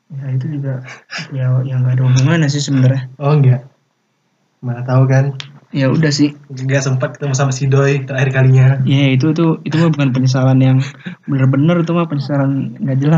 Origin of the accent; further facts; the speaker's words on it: Aceh, Indonesia; Iya gue dari Aceh dah. Da biasa sering camuk sana. Dari Aceh jauh juga coba.